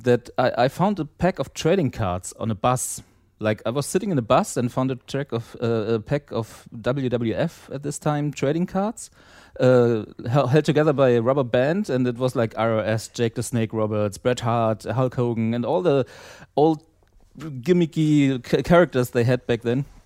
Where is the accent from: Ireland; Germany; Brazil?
Germany; East Germany; I grew up in East Germany.